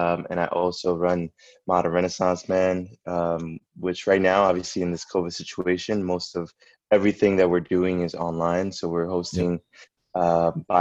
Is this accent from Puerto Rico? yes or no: yes; Puerto Rico; I was born in Atorrey